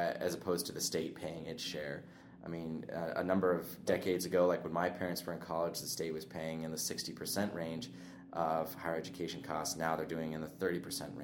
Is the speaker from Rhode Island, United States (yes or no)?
no; Lolo, Montana, United States; also born or lived in Billings, Montana / Hysham, Montana; we moved over to Lolo, just south of Missoula, and I grew up there for the vast majority of my childhood, going to Lolo Elementary, then Big Sky High School